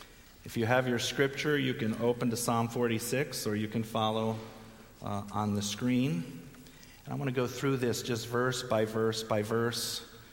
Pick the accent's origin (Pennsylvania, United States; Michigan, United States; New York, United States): Pennsylvania, United States; Philadelphia; I grew up in Philadelphia, and we lived there for 5 years